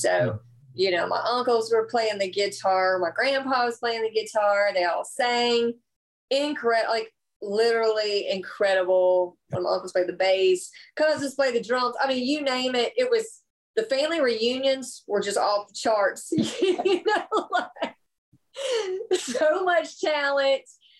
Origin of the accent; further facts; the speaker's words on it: South Carolina, United States; That's my hometown.